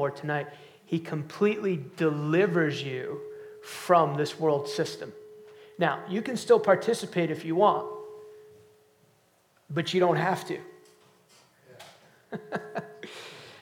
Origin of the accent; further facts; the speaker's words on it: outside New York City, United States; I grew up outside New York City